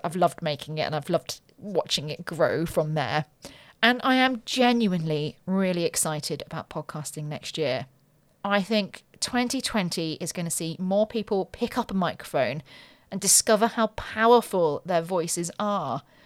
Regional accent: Ascot, South East England, United Kingdom; also born or lived in Windsor; I was born in Ascot, lived on a council estate

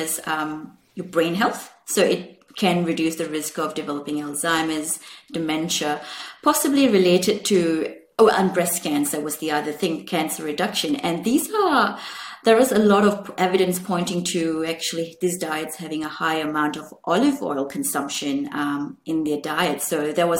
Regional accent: Malaysia; I grew up in Malaysia

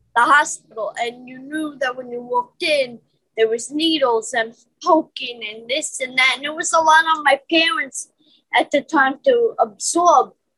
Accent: New York City, New York, United States; I was born in Brooklyn, Caledonia

